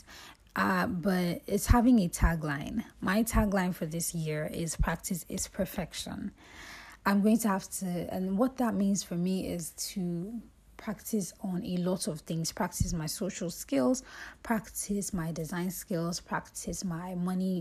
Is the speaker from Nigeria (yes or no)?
yes; Lagos, Nigeria; moved away as an adult; I grew up in Lagos